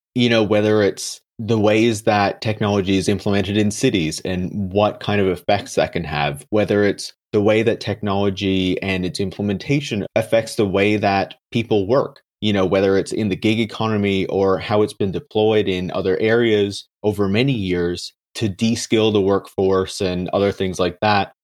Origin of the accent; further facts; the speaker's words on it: Canada; I'm from Canada.